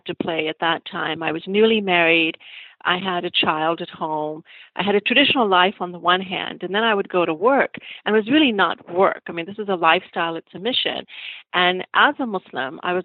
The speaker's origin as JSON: {"language": "English", "country": "United States", "tie": "born or raised there", "also_born_or_lived": "Pakistan", "said": "as a child growing up in America"}